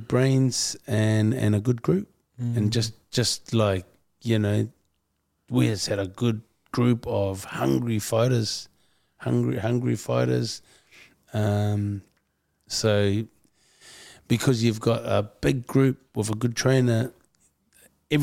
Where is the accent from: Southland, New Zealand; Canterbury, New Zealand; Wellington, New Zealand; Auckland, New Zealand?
Auckland, New Zealand; Being a half-caste Samoan growing up in Auckland